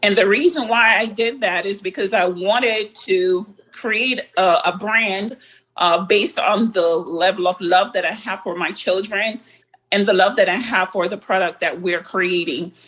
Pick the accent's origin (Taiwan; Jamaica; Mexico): Jamaica; being a Jamaican as well